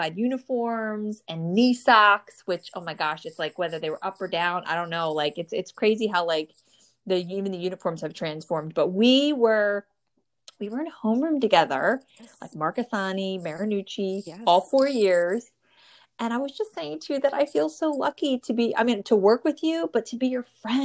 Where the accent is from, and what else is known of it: New Jersey, United States; born or raised there